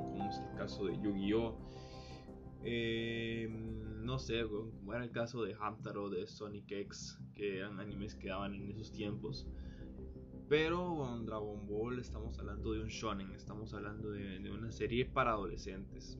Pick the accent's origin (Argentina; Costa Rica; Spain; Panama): Costa Rica; yo soy de Costa Rica